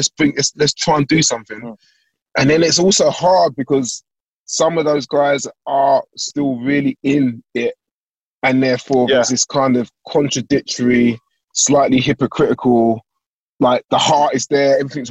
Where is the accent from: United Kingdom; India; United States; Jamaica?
United Kingdom; London; I'm from South East London